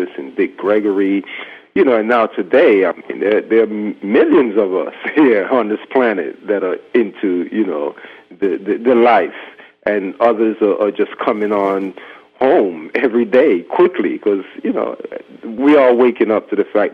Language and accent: English; Canal Zone, Panama; moved away; my background growing up in Panama on the Canal Zone